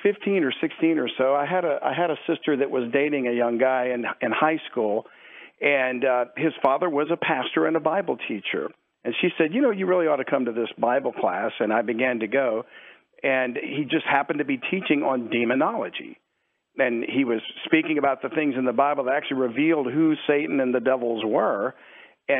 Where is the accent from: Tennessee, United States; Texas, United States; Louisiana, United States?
Louisiana, United States; South; I grew up in South Louisiana